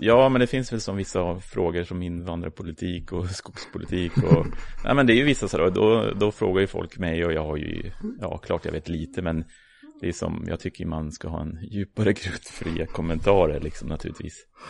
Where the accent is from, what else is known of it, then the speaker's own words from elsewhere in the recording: Uppsala, Uppsala County, Sweden; jag är ju uppvuxen här i Uppsala, eller utanför